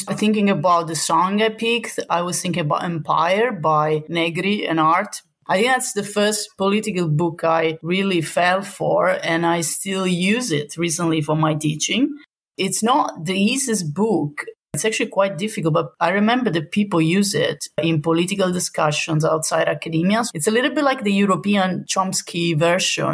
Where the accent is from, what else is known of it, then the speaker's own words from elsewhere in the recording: Southern Italy, Italy; moved away; I'm not from the north, I'm from the south.